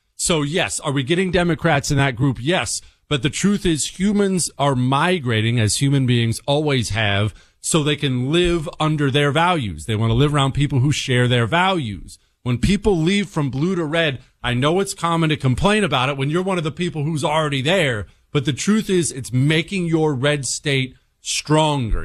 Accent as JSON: {"language": "English", "town": "Harrisburg", "region": "Pennsylvania", "country": "United States", "tie": "born or raised there", "also_born_or_lived": "Montana", "moved": "yes", "said": "I grew up around Harrisburg"}